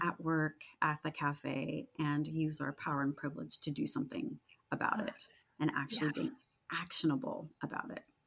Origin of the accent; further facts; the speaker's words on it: Sacramento, California, United States; Sacramento, and that's my hometown